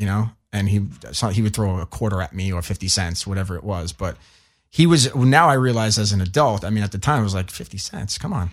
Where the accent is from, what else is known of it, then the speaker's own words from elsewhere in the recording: New York, United States; I was born and raised in New York, and my parents are from Italy.